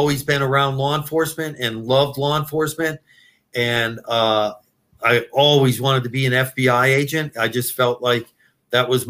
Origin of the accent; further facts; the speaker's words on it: Erie, Pennsylvania, United States; moved away as an adult; also born or lived in Philadelphia / Cleveland / Cincinnati / Dayton; my hometown of Erie, Pennsylvania